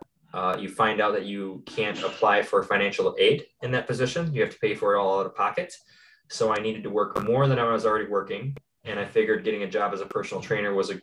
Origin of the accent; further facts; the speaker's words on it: Tomah, Wisconsin, United States; I'm originally from Tomah, Wisconsin